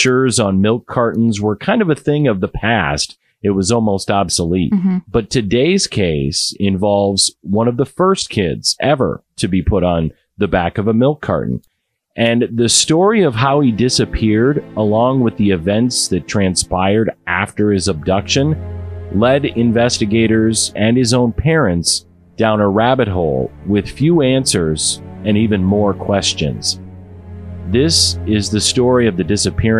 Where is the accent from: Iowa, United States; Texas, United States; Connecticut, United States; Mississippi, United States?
Iowa, United States; my home state of Iowa